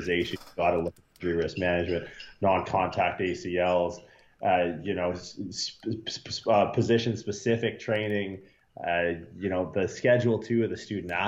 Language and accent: English; Canada; moved away as an adult; also born or lived in Toronto; now in California, United States; I grew up like everyone in Canada